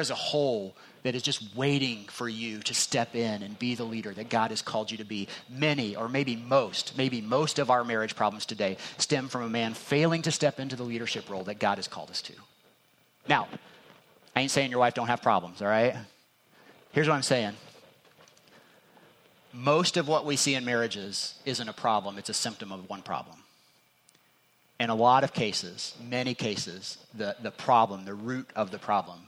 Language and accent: English; Indiana, United States; I'm from Indiana